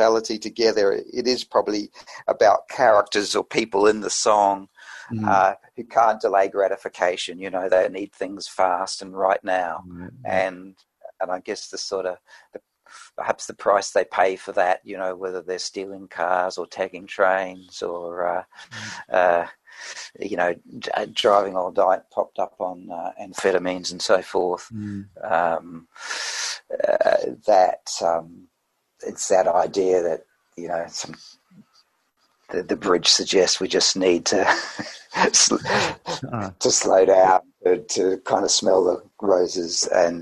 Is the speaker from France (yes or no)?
no; New Zealand; moved away as an adult; also born or lived in Sydney, Australia; now in Australia; I'm from New Zealand originally, so I came to Australia